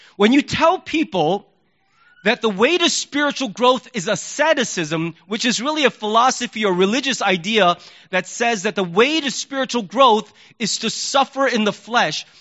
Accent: United States; as an American

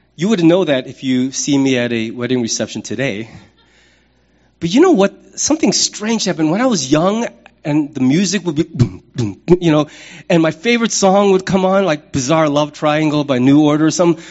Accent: United States; I am a man, I'm an American, I'm a pastor, I'm a father, I'm a citizen of the United States

